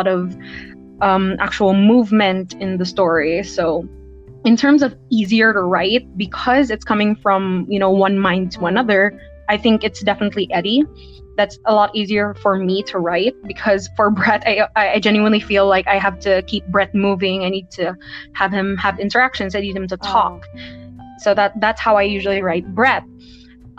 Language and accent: English; Philippines; I'm from the Philippines